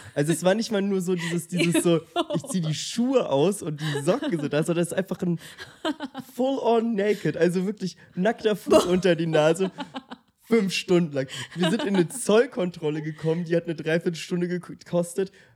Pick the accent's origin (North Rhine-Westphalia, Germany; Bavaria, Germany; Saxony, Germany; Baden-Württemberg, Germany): Bavaria, Germany; Munich; Ich komme aus München